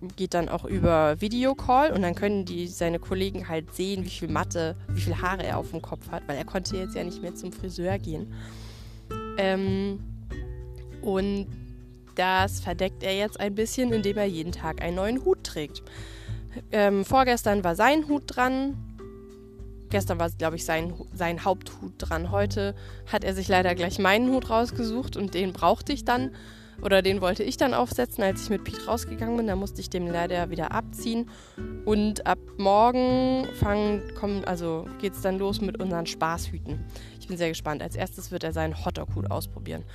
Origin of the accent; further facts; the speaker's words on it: Germany; bei uns in Deutschland